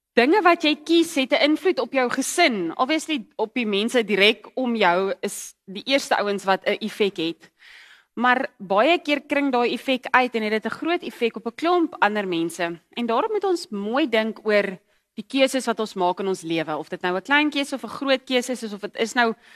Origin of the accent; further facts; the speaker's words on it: KwaZulu-Natal, South Africa; moved away; ek het in Natal groot geword